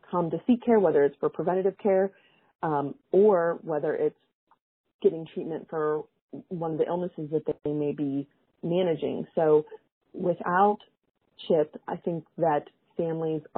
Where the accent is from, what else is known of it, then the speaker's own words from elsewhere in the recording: West Virginia, United States; my home state, West Virginia